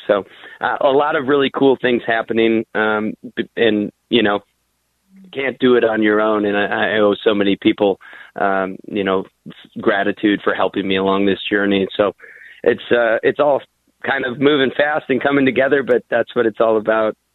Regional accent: the Iron Range, Minnesota, United States; I'm proud to be from the Iron Range, and um, you know, it's it's interesting growing up there.

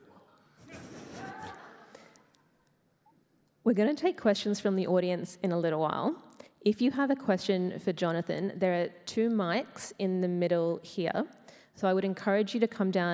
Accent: Australia; as an Australian of a certain age and background

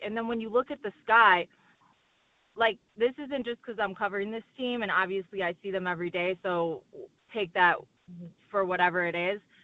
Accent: Chicago, Illinois, United States; I'm from Chicago

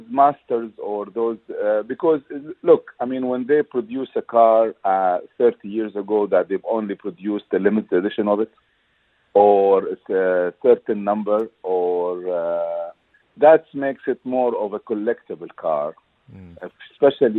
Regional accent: Dubai, United Arab Emirates; also born or lived in United States; I grew up in Dubai, and at that time, in the early 70s

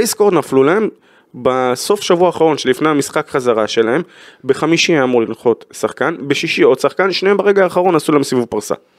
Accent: Israel; אנחנו כישראלים

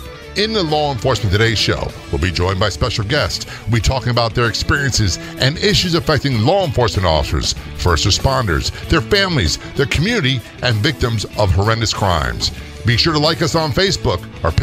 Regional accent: Norfolk, Virginia, United States; also born or lived in Passaic, New Jersey / Toms River, New Jersey / Spain; now in Maryland, United States; Yeah, I was born in Passaic, New Jersey, went to Toms River, then rode to Spain, and then most of my childhood, Norfolk, Virginia area, until retired, moved to Maryland.

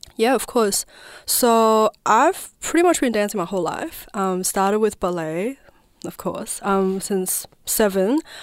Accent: province next to Tibet, Southwest China, China; also born or lived in Naarm (Melbourne), Australia; now in Melbourne, Australia; I was born and raised in China, southwest of China, which is the province, um, that's next to Tibet

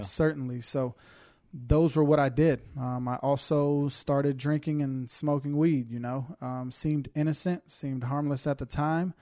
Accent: Houston, Texas, United States; born and raised in Houston, Texas

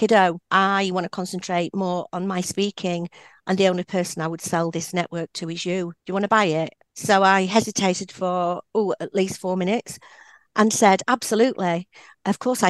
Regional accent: Yorkshire and the Humber, United Kingdom; I'm a Yorkshire girl born and bred, proud of it

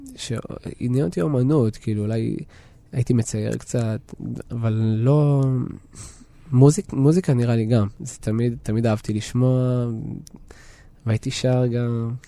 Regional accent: Ma'alot-Tarshiha, Northern District, Israel; also born or lived in Tel Aviv / Jerusalem / Budapest; לעיר שבה גדלתי. אני, אני מרגיש שכשעזבתי את אה, מעלות

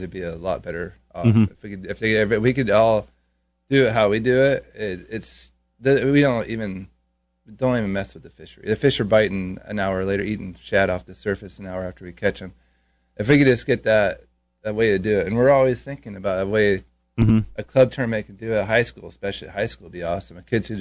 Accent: California, United States; I grew up in California

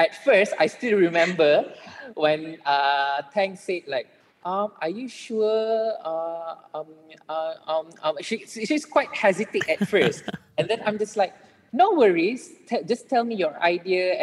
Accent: Malaysia; we as Malaysian

